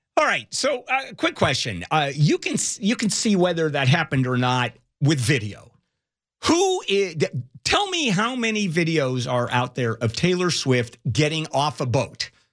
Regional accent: Brazil; moved away; I, I come from Brazil

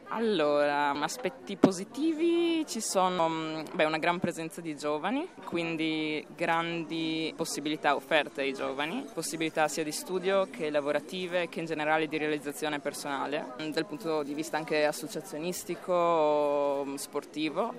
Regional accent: Italy; moved away as an adult; now in Slovenia; vivere di nuovo nel mio paese

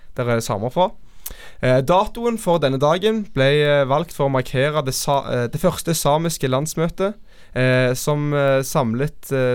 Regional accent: Norway; meg som nordmann

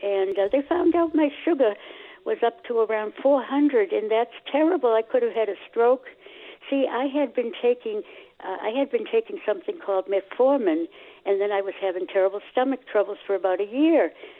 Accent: Boston, Massachusetts, United States; because I grew up in Dorchester.

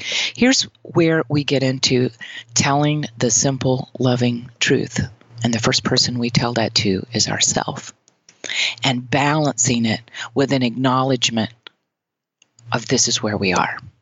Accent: Mississippi, United States; now in New York City, United States; I'm from the Deep South. I'm from Mississippi

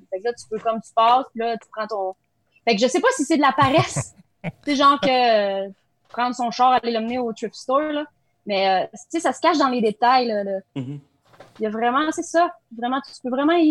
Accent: Nelson, British Columbia, Canada; born there; Tu sais, comme je suis né à

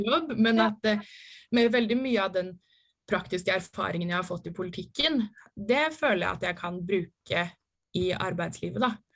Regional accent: Ski, Akershus, Norway; moved away as an adult; now in Oslo, Norway; bodde hjemme i Ski

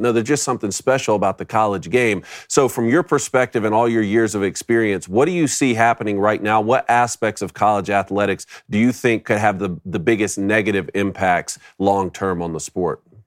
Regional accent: Statesboro, Georgia, United States; I'm from Statesboro

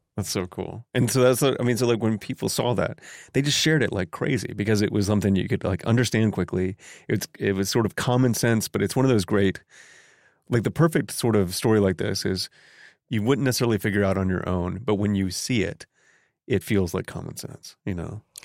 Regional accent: Newark, Ohio, United States; I grew up in Newark, Ohio, which is only about thirty miles away from Circleville, Ohio

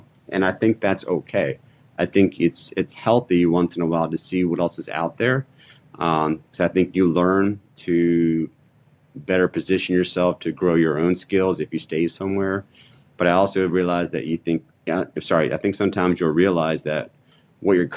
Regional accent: Maryland, United States; moved away as an adult; now in North Carolina, United States; where I grew up in Maryland

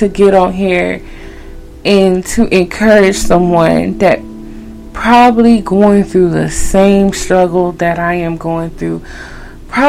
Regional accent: Haiti; accent: Haitian; my Haitian accent

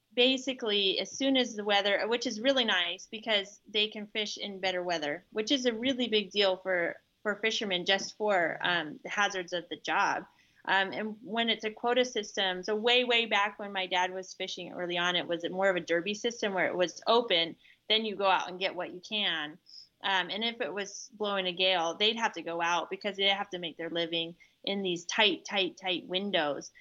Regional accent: Seattle side of the Pacific Northwest, Washington, United States; now in central Washington, United States; Rich and I grew up in the Pacific Northwest on the Seattle side where it rains all the time

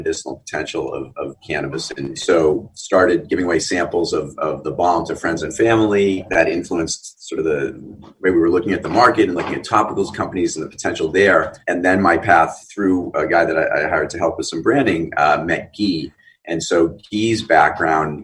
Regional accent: outside of Boston, Massachusetts, United States; moved away; also born or lived in New York; the house that I grew up in Boston, outside of Boston

